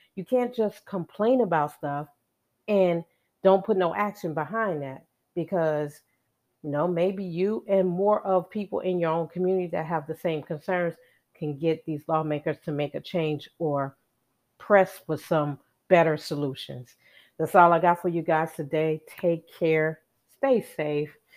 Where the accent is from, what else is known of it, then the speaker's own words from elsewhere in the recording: Chicago, Illinois, United States; I was born and raised in Chicago